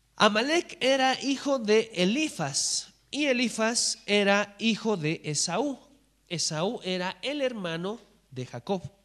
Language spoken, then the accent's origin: Spanish; Bolivia; en nuestra nación, en Bolivia